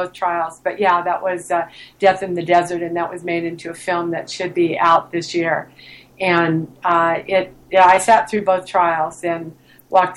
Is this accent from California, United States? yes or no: yes; San Diego, California, United States; moved away as an adult; also born or lived in Las Vegas; moved back to San Diego where I'm from.